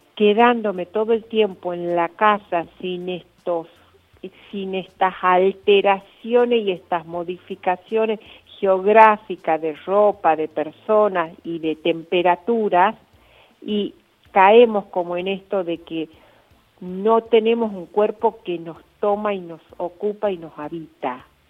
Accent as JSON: {"language": "Spanish", "town": "Lules", "region": "Tucumán", "country": "Argentina", "moved": "yes", "lives_now": "Rosario, Argentina", "said": "soy tucumana, del Tucumán profundo. Soy de Lules y vivo en Rosario"}